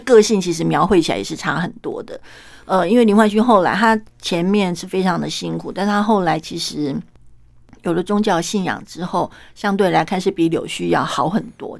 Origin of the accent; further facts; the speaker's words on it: Kaohsiung, Taiwan; 我们高雄人啊